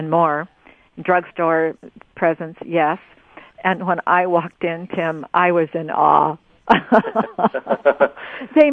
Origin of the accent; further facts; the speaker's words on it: Oregon, United States; I'm from Oregon here